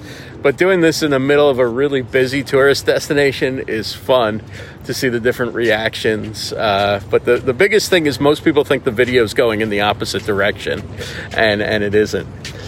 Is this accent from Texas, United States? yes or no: no; Union County, New Jersey, United States; You're from New Jersey, you said. Yeah. Yeah, I am too.